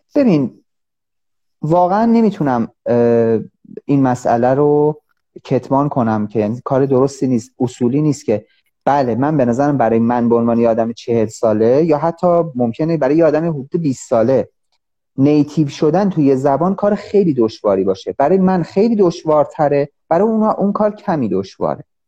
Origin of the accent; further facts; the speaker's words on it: Iran; من مثلا به عنوان یه ایرانی